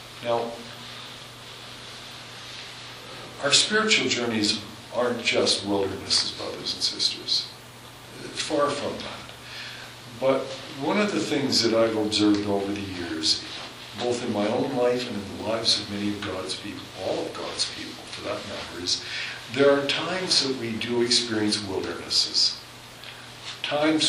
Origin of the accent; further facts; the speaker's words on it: Southern Alberta, Canada; now in Hanna, Canada; I'm from Southern Alberta